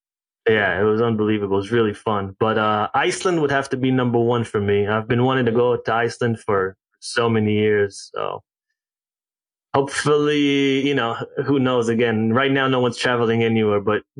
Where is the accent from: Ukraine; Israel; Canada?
Israel; also born or lived in South Africa / Ghana; So, age 6, I moved to South Africa, and then age 10, moved back to Israel. Age 12, we moved to Ghana. Age 14, back to Israel